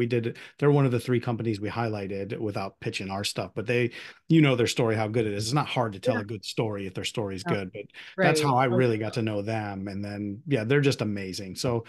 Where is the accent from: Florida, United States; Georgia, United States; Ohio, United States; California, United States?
Ohio, United States; Perrysburg; I'm from Perrysburg, so I know I've been to the Perrysburg one quite a bit